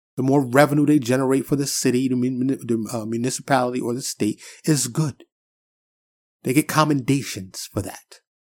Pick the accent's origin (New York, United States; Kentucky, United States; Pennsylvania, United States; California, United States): New York, United States; New York City; now in Dallas area, United States; I'm from New York City, born and raised, but I've been in Texas for quite some time